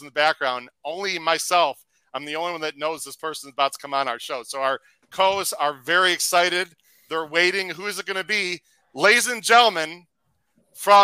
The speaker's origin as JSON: {"language": "English", "town": "Chicago", "region": "Illinois", "country": "United States", "said": "I'm from the Chicago area."}